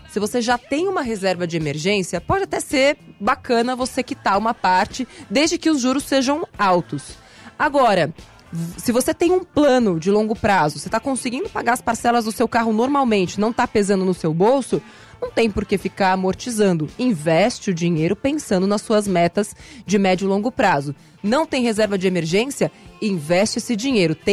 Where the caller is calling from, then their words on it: Mauá, São Paulo, Brazil; sou aqui de Mauá, São Paulo